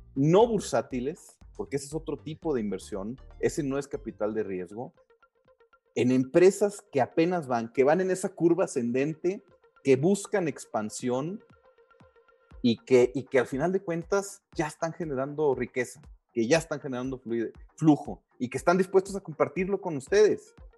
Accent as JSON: {"language": "Spanish", "country": "Mexico", "said": "nosotros como mexicanos"}